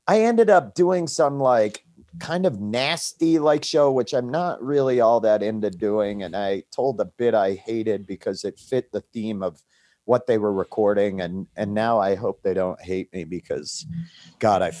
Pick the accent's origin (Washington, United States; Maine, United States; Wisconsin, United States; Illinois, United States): Maine, United States; I grew up in Maine